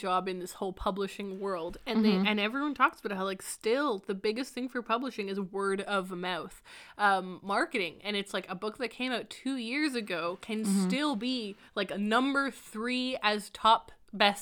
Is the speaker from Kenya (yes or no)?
no; Canada